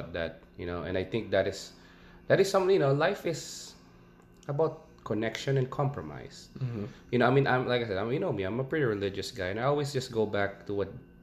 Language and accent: English; Philippines; now in United States; I'm from the Philippines